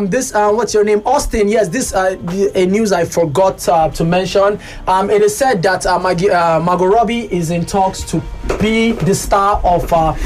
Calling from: Kubwa, Federal Capital Territory, Nigeria; Hi, good afternoon, guys. Cool FM. … from Kubwa.

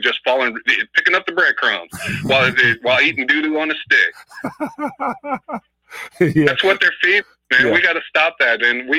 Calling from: Oakland, California, United States; from Oakland.

